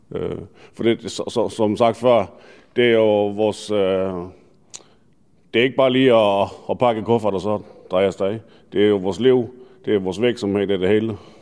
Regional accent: Denmark; det er mit barndomshjem. Jeg er født og opvokset her

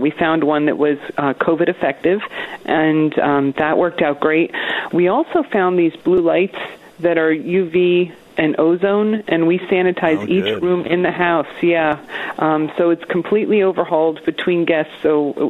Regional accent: Essex County, New Jersey, United States; moved away as an adult; also born or lived in High Point area, New Jersey; now in Arkansas, United States; I was raised in Essex County

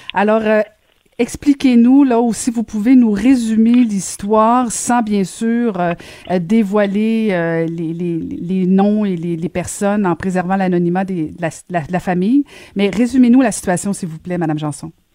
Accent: Quebec, Canada

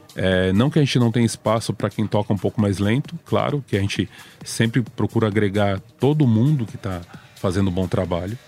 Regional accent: Itatiba, São Paulo, Brazil; eu sou do interior de São Paulo, pouca gente sabe isso, mas eu não, não moro em São Paulo. Eu moro a 80 quilômetros de São Paulo.

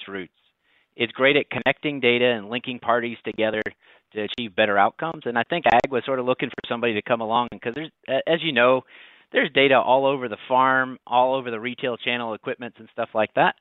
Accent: Ohio, United States; now in North Carolina, United States; I was born in Ohio and moved to North Carolina in the late 90s, which is where I live today

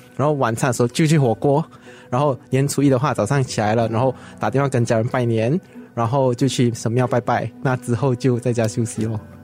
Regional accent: Segamat, Johor, Malaysia; moved away as an adult; now in Singapore; 家乡是在柔佛西加姆，就是一个比较水小镇的一个地方，是蛮干蹦的。嗯，它距离J B 还有一段距离，就是我从J B 回去我的家乡的话，还需要两到三个小时的车程。然后我的家乡就是出名流连的，就是斯卡马丢连

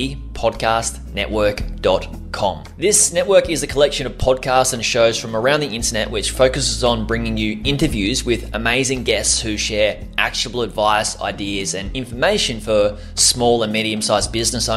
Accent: Australia; accent: Aussie

